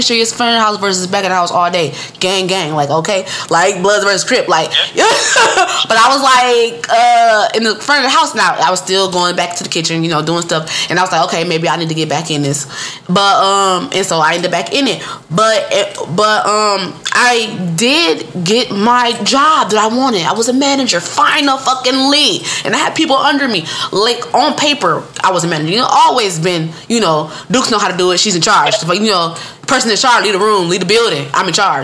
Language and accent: English; Detroit, Michigan, United States; moved away as an adult; now in Georgia, United States; I am from Michigan. I'm from the Midwest. I'm from Detroit.